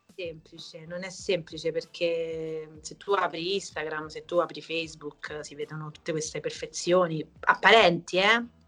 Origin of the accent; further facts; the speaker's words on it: Italy; nel mio paese, che è l'Auria